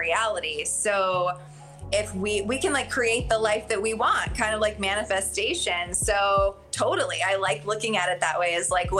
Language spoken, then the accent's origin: English; Arizona, United States; I grew up in Arizona.